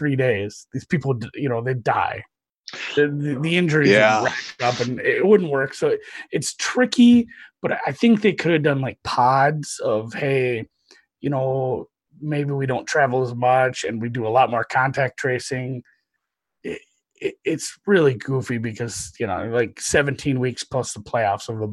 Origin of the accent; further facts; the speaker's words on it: Minnesota, United States; I'm from Minnesota